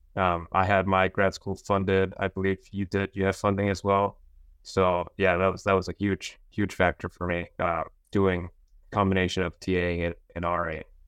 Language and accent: English; Las Cruces, New Mexico, United States; moved away as an adult; also born or lived in upstate New York; I'm from Las Cruces in New Mexico.